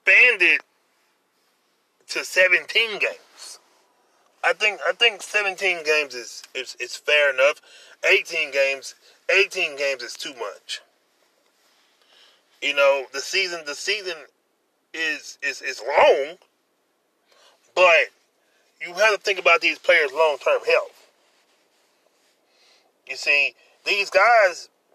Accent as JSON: {"language": "English", "region": "Louisiana", "country": "United States", "tie": "born or raised there", "said": "here in the great state of Louisiana, my home state"}